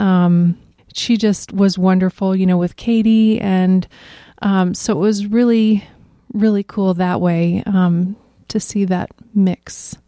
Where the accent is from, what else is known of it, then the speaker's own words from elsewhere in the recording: Iowa, United States; I grew up in Reesner.